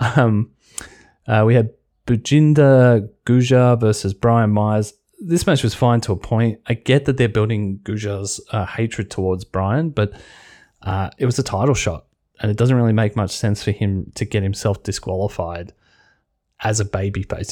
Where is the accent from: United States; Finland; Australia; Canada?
Australia; being an Australian